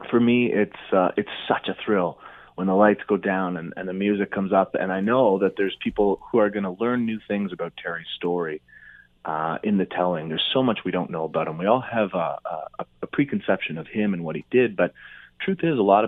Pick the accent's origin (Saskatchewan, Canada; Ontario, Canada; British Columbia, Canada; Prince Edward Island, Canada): Prince Edward Island, Canada; Charlottetown; moved away; I grew up in Charlottetown, PEI, where they have the Charlottetown Festival.